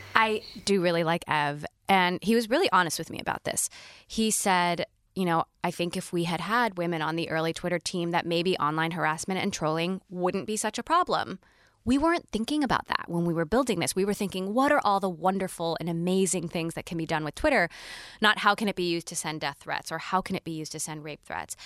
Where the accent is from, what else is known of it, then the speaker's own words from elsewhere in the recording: Kailua, Hawaii, United States; I lived on Oahu and was born and raised in a town called Kailua